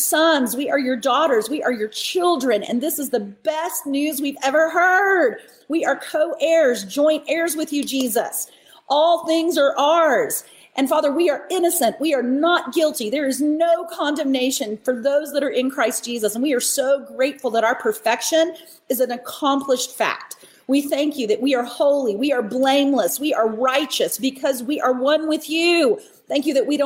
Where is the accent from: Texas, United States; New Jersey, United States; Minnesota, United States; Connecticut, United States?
Texas, United States; Dallas-Fort Worth area; I grew up in the Dallas-Fort Worth area